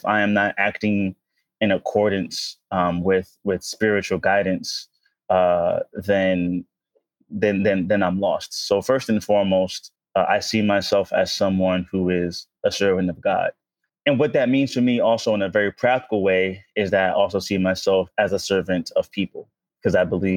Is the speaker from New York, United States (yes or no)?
yes; New York City, New York, United States; moved away as an adult; also born or lived in Washington, D.C.; I grew up in Harlem during the crack era